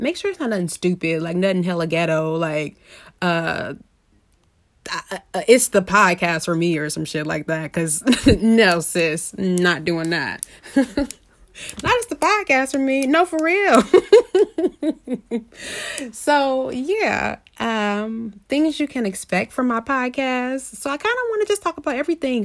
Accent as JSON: {"language": "English", "town": "Indianapolis", "region": "Indiana", "country": "United States", "said": "I am from Indianapolis"}